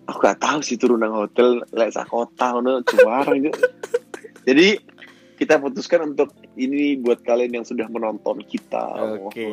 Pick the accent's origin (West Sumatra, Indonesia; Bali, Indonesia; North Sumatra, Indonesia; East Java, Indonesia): East Java, Indonesia; Surabaya; terus karena kita ini kan orang Surabaya gitu ya